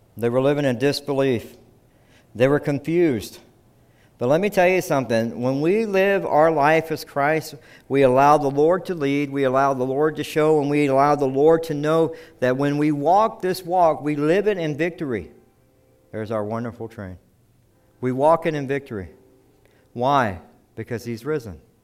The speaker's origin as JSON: {"language": "English", "region": "South Carolina", "country": "United States", "said": "I'm from South Carolina"}